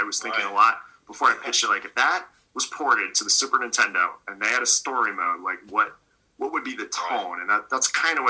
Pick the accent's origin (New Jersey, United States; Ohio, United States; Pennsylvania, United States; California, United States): Pennsylvania, United States; Scranton; moved away as an adult; also born or lived in Pittsburgh; I grew up in Scranton and then I lived in Pittsburgh for years.